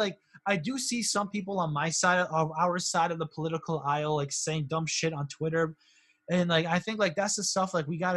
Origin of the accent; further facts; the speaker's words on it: South Windsor, Connecticut, United States; growing up in South Windsor, Connecticut, which is, you know, like a white suburb